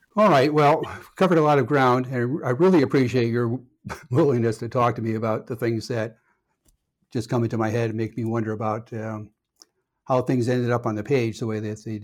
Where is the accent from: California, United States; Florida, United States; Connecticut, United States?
Connecticut, United States; moved away; also born or lived in Minnesota; I grew up in Connecticut